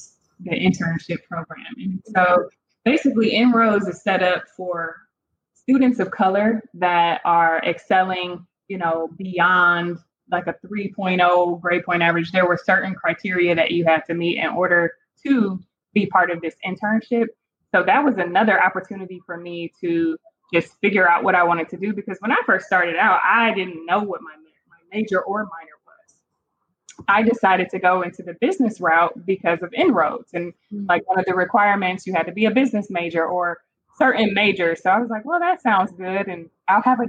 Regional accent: Cleveland, Ohio, United States; moved away as an adult; also born or lived in Kent, Ohio / Atlanta, Georgia; now in Dallas, United States; I'm originally from Cleveland, Ohio, where I was born and raised and spent most of my life there

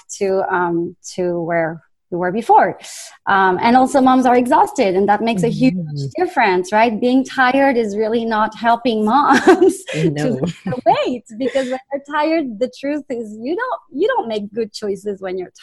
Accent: France; accent: French; English is a second language; moved away; I'm originally from France. You probably hear the accent

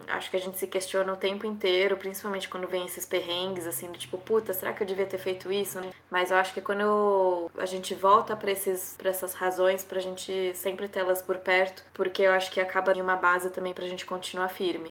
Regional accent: Ribeirão Preto, São Paulo, Brazil; moved away as an adult; also born or lived in France / United States; now in Madrid, Spain; em Ribeirão Preto, né, que é, um, que é onde eu nasci

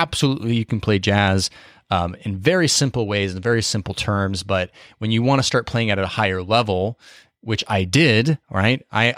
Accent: Boise, Idaho, United States; I grew up in Boise, Idaho, which for those of you know, it's a small city.

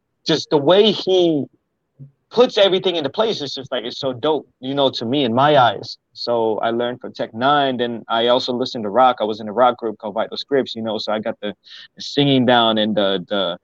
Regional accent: Maryland, United States; moved away as an adult; now in Houston, United States; I was born in Houston. I stayed there until I was five, six, and then I was in Maryland until I was 19 years old

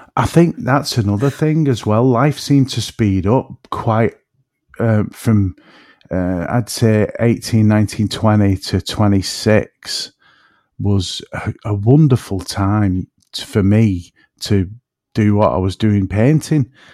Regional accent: between Manchester and Liverpool, North West England, United Kingdom; accent: woolly back; I'm in between Manchester and Liverpool, so, you know, my accent can drift a bit, and I'm, I, I'm actually called a woolly back where I'm from.

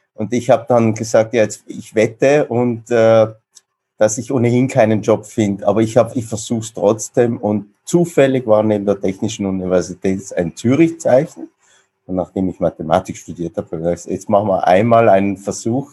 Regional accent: South Tyrol, Trentino-Alto Adige, Italy; moved away as an adult; also born or lived in Vienna; wie man vielleicht unschwer hören kann, jetzt kein gebürtiger Kölner und äh, ich komme aus sehr weit aus dem Süden, also aus dem südlichsten Teil, wo man noch Deutsch spricht, aus Südtirol

